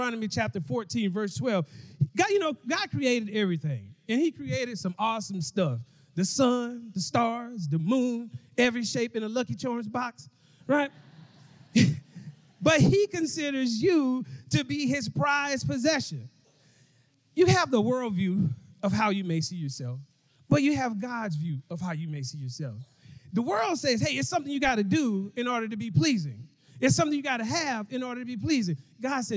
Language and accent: English; Mobile, Alabama, United States; now in Dallas, United States; I'm from Mobile, Alabama, but I live in Dallas, Texas